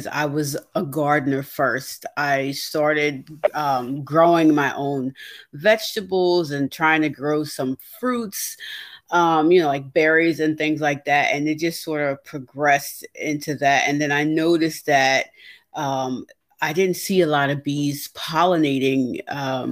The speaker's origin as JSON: {"language": "English", "region": "New York", "country": "United States", "moved": "yes", "lives_now": "New Jersey, United States", "said": "I'm originally from New York, but I live in New Jersey."}